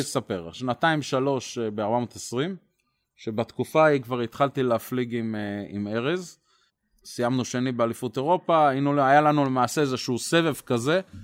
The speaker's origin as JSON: {"language": "Hebrew", "country": "Israel"}